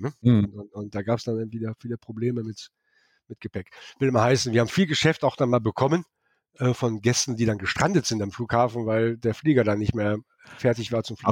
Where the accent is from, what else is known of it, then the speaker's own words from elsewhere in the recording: Rhineland, Germany; now in Kelsterbach, Germany; ich bin ja Rheinländer